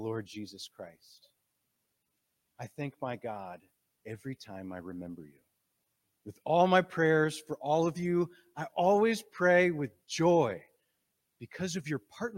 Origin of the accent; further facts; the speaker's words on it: Green Bay, Wisconsin, United States; moved away; I'm from Green Bay, Wisconsin